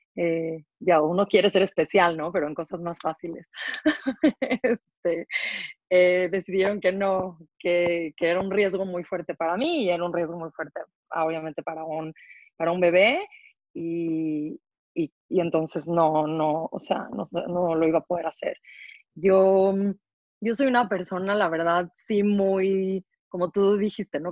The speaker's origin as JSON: {"language": "Spanish", "country": "Mexico", "tie": "born or raised there", "moved": "as an adult", "lives_now": "Israel", "said": "yo crecí en México, eh, soy mexicana. Hace 11 años me mudé a vivir a Israel"}